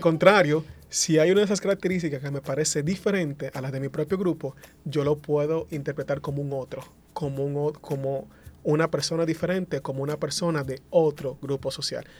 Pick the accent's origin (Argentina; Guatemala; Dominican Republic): Dominican Republic; accent: Dominican Spanish; first language Spanish; dos hablantes nativos del dominicano, el español dominicano